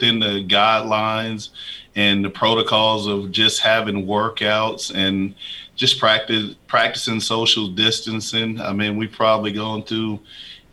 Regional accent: Huntsville, Alabama, United States; moved away as an adult; now in Middle Tennessee, United States; my hometown in Huntsville, Alabama

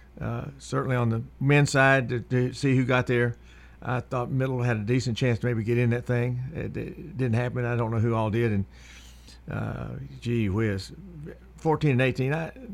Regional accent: Indiana, United States; moved away; I'm from Indiana.

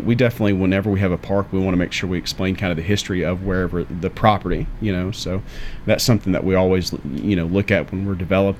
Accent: Murfreesboro, Tennessee, United States; I was born in Murfreesboro.

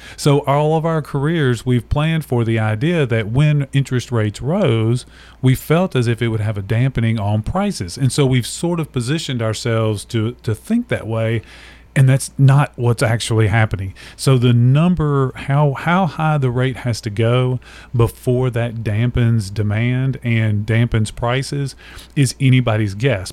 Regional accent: Nashville, Tennessee, United States; I was born and raised in Nashville, so native Nashville

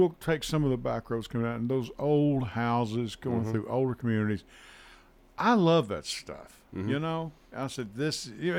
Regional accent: Kentucky, United States; moved away; I moved here in 1980 from Western Kentucky.

